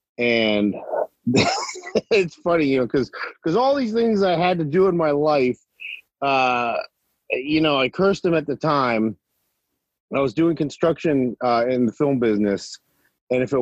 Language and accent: English; Cherry Hill, New Jersey, United States; also born or lived in Winston-Salem, North Carolina; I grew up in Cherry Hill, New Jersey